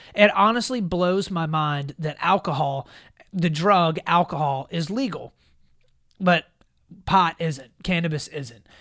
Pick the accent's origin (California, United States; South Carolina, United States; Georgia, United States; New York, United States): South Carolina, United States; South Carolina, my home state